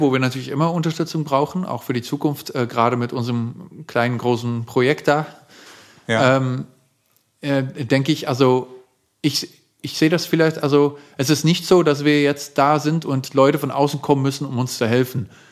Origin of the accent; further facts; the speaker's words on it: Netherlands; German is a second language; moved away as an adult; now in Germany; in meiner eigenen Heimatstadt in den Niederlanden